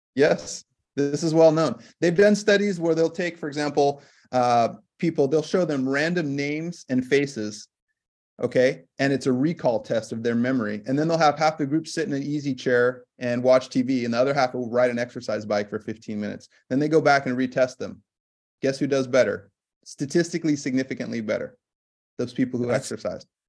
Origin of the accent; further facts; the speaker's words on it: California, United States; moved away as an adult; also born or lived in Massachusetts / Minnesota; now in Washington, United States; I work as an integrative medicine physician here in Washington State, and I grew up in California